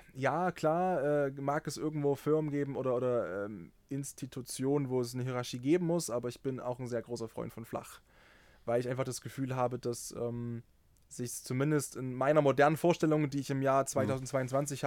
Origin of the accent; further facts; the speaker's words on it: near Dresden, Saxony, Germany; ich bin ja in der Nähe von Dresden geboren und aufgewachsen